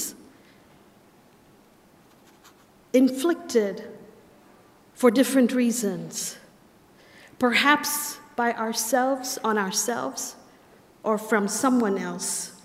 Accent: India; moved away as an adult; now in United States; I'm from India

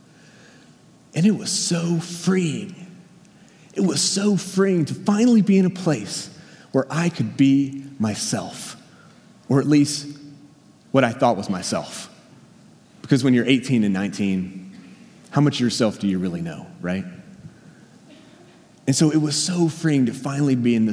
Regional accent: Danville, Virginia, United States; moved away; I grew up in Danville, Virginia. It's southern Virginia, right on the North Carolina line

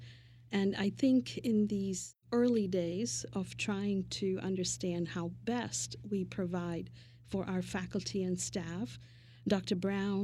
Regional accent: Mumbai, Maharashtra, India; now in United States; my early days of growing up in Mumbai, India

